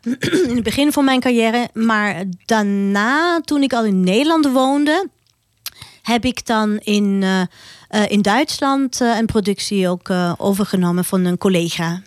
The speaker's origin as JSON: {"language": "Dutch", "country": "Austria", "second_language": "Dutch", "moved": "as an adult", "lives_now": "Netherlands", "said": "mijn roots zijn in Oostenrijk. En eh, mijn hart ligt daar"}